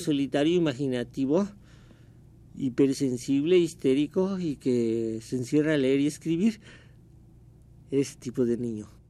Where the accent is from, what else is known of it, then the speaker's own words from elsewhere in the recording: Mexico City, Mexico; also born or lived in Córdoba, Veracruz; Mis recuerdos son del distrito, yo crecí en México